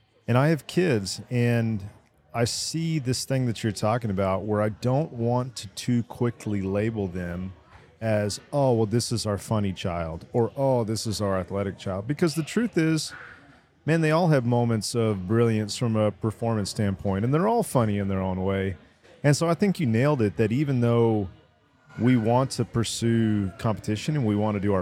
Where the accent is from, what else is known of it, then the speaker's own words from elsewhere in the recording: Terrell, Texas, United States; I'm originally from Terrell, they're not really Dallas